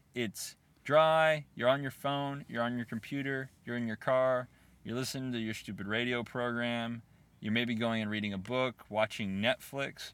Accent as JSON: {"language": "English", "country": "United States", "said": "as an American sitting there"}